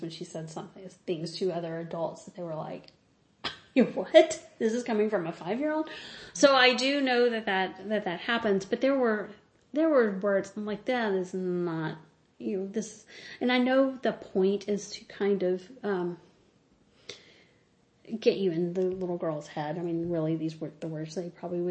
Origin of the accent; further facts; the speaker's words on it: Mississippi, United States; I'm from Mississippi